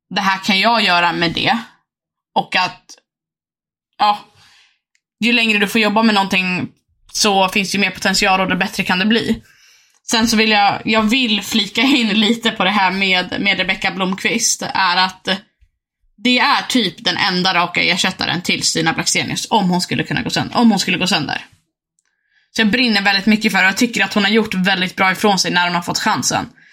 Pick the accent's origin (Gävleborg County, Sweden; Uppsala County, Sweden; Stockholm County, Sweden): Uppsala County, Sweden; Uppsala; vi är från Uppsala